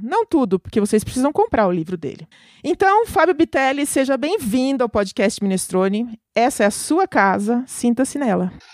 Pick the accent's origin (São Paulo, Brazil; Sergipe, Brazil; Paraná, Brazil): São Paulo, Brazil; Itu; lá na minha cidade, lá em Itu